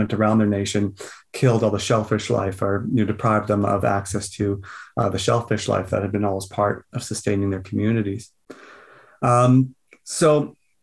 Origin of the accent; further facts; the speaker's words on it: Vancouver Island, British Columbia, Canada; on Vancouver Island, where I grew up